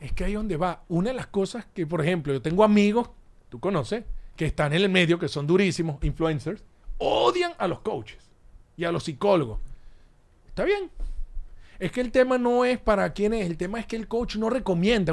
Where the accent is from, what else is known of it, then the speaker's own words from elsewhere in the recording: Caracas, Capital District, Venezuela; now in United States; Caracas, nací en Caracas